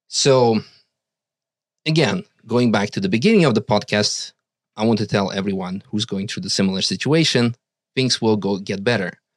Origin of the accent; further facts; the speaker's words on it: Russia; now in Netherlands; we were dependent on being with him because we came from Russia. We had no Dutch citizenship.